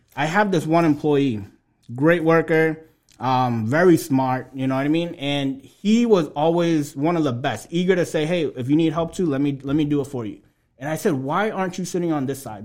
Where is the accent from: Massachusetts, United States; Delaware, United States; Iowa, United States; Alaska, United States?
Massachusetts, United States; Lawrence; also born or lived in Alabama; grew up in Lawrence, you know, right down the street from where we are today